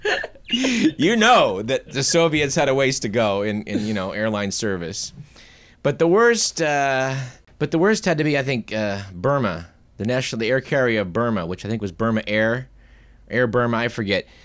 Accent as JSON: {"language": "English", "country": "United States", "said": "being an American"}